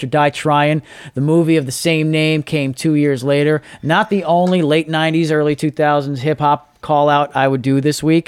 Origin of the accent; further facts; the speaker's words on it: New York, United States; you always stuck around with ABC News growing up in New York